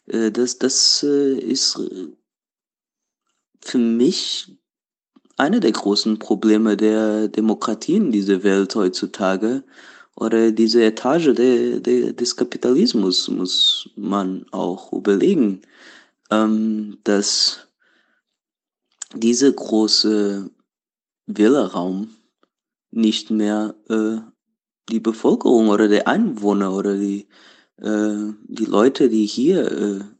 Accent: Portugal; German is a second language; now in Berlin, Germany; Äh, ich komme ursprünglich aus Portugal, äh, aber wohne schon seit sieben Jahren in Berlin.

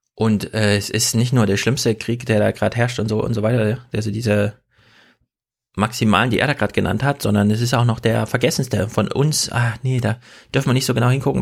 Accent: East Germany, Germany; moved away; also born or lived in East Westphalia / Hesse; man sitzt so richtig als Ossi

